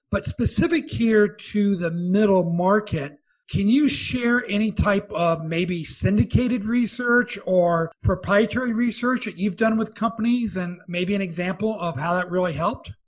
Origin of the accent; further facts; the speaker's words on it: Midwest, United States; I'm from the Midwest